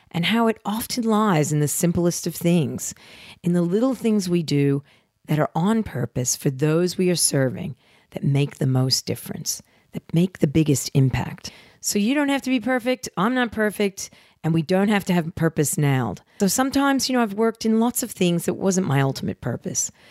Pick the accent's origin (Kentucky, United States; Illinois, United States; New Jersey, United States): New Jersey, United States; I'm a girl from Jersey and I have flaws.